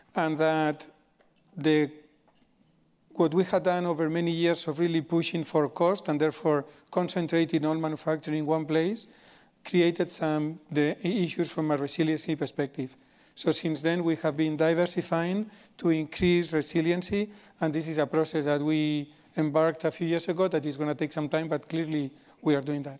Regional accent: Spain; moved away; I grew up in Spain

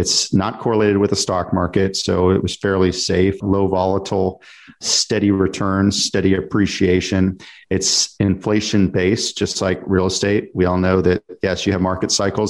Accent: Dallas, Texas, United States; I'm from Dallas-Fort Worth

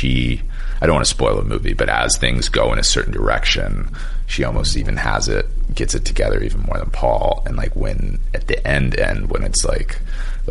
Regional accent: Texas, United States; now in Orlando, United States; I'm from Texas

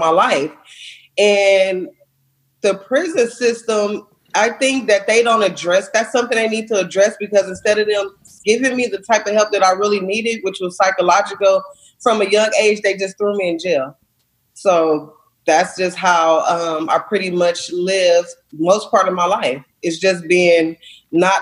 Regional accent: Los Angeles, California, United States; I'm from Watts, California, and I grew up in a really, really tough part. Watts is in Los Angeles

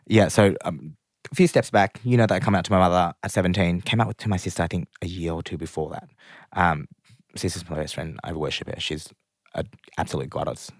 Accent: Springvale, Victoria, Australia; especially as a Vietnamese immigrant kind of growing up in Australia, we lived in Springvale.

